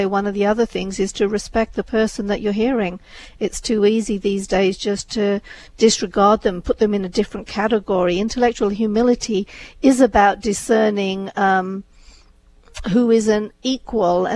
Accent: England, United Kingdom; moved away as an adult; also born or lived in India; now in United States; I was born in India, brought up in England

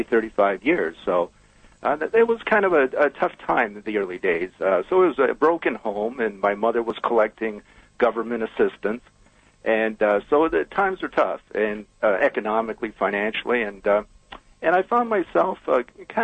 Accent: Brantford, Ontario, Canada; I was born and raised in Brantford, Ontario.

